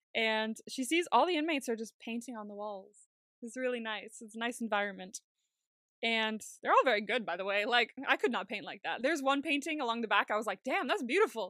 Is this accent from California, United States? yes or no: yes; California, United States; moved away; I grew up in California